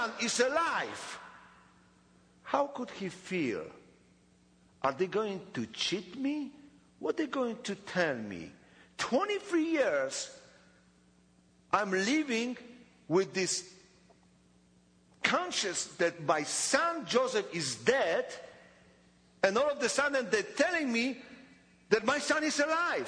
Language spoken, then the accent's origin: English; Poland; English is a second language; I was born in Poland, 28th of December, 1961, in Poland.